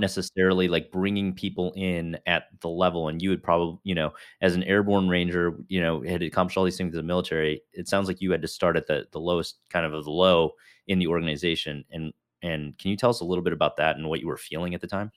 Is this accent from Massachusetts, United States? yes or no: no; Chicago, Illinois, United States; I grew up in, uh, the northern suburbs of Chicago